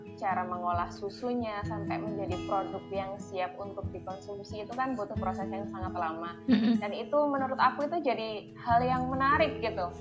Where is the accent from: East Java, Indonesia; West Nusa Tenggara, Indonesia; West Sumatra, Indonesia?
East Java, Indonesia; Jombang; teman-temanku sesama teman di Jombang